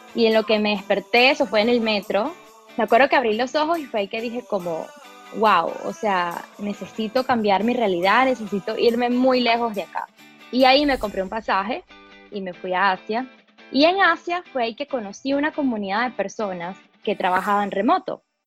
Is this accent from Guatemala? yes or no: no; Venezuela; Spanish is a second language; moved away; also born or lived in Brazil / United States; de pequeña me mudé de Brasil, de hecho, a Venezuela con mis padres.